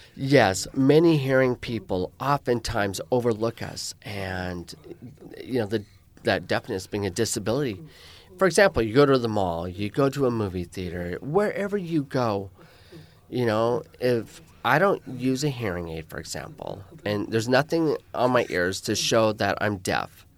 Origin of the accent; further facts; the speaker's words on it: Spokane, Washington, United States; first language American Sign Language; English is a second language; moved away as an adult; also born or lived in New York / Phoenix; I am originally born and raised in Washington State, the city of Spokane.